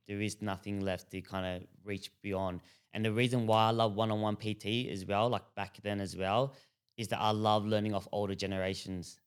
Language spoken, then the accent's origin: English; Broadmeadows, Victoria, Australia; So growing up, we grew up in Broadmeadows.